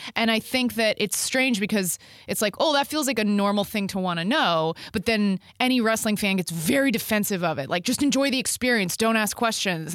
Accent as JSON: {"language": "English", "town": "Dallas", "region": "Texas", "country": "United States", "tie": "born or raised there", "said": "I grew up in Texas, And, um, I grew up in Dallas"}